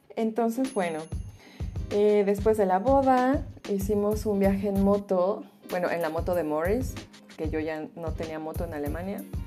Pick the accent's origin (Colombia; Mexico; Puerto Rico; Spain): Mexico; Mexico City; first language Spanish; moved away as an adult; now in Berlin, Germany; Yo nací en la Ciudad de México, soy mexicana